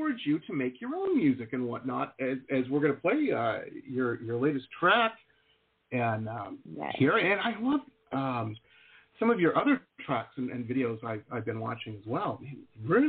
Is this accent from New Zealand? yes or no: no; Detroit, Michigan, United States; now in Florida, United States; I grew up in Metro Detroit